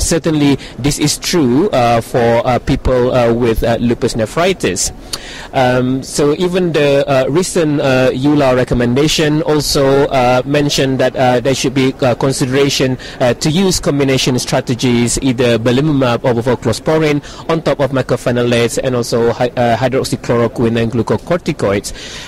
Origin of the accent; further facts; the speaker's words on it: Leeds, Yorkshire and the Humber, United Kingdom; I am from Leeds.